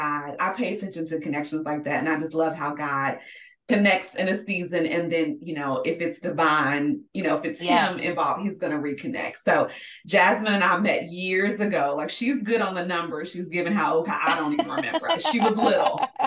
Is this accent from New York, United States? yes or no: no; Louisville, Kentucky, United States; born there; I was born in Louisville, but I always say like I have country, I'm a country girl at heart.